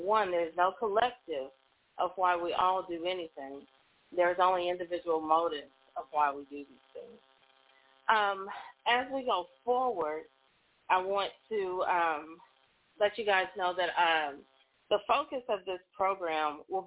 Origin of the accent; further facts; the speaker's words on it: Oklahoma, United States; also born or lived in Texas; I'm originally from Oklahoma, so I've been licensed there longest